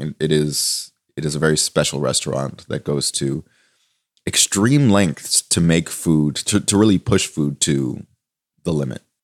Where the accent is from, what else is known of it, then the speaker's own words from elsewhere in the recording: Toronto, Ontario, Canada; moved away as an adult; also born or lived in Copenhagen; I grew up in Toronto